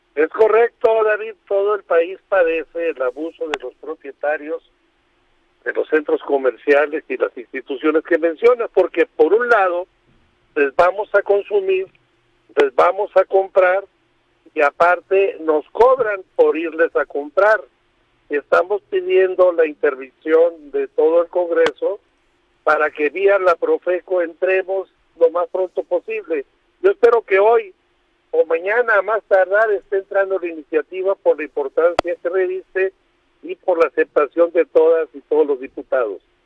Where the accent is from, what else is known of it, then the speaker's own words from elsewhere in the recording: Baja California Sur, Mexico; La Paz no tenemos ese problema en Baja California Sur, de donde yo soy